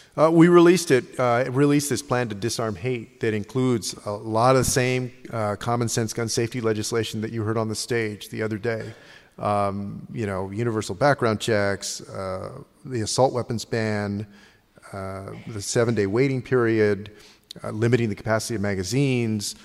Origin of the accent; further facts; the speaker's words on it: San Antonio, Texas, United States; we're from San Antonio